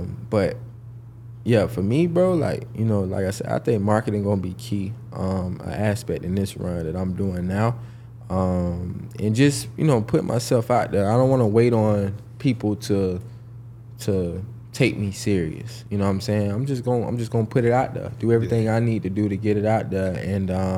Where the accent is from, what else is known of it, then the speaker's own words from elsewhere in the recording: Jacksonville, Florida, United States; I'm actually from Jacksonville, Florida